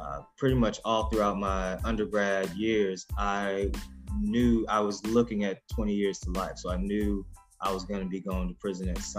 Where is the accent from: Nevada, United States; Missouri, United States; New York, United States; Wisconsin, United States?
Missouri, United States; Ferguson; I'm from the Ferguson, Missouri area